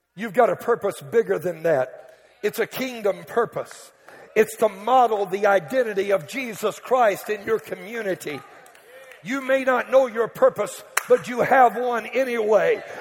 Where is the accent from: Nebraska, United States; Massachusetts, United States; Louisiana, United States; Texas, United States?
Louisiana, United States; Cajun; I'm Cajun. We Cajuns in a category all by ourselves.